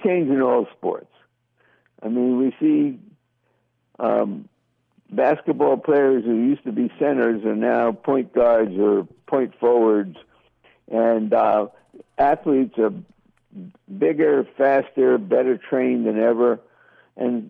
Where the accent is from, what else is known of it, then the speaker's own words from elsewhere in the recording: United States; brought up as an American